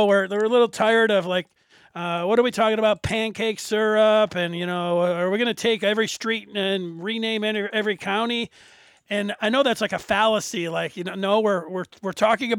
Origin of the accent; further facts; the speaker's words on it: Detroit, Michigan, United States; I'm from Detroit here. Grew up in the city.